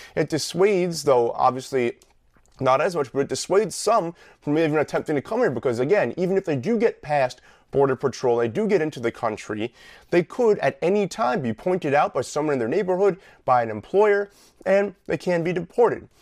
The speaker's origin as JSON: {"language": "English", "region": "New York", "country": "United States", "tie": "born or raised there", "said": "the state that I grew up in The state I live in, the state that I love"}